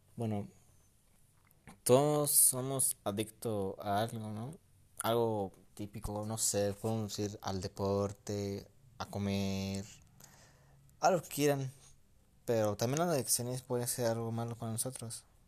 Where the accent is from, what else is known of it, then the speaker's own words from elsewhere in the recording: Mexico; México, en mi país mexicano aquí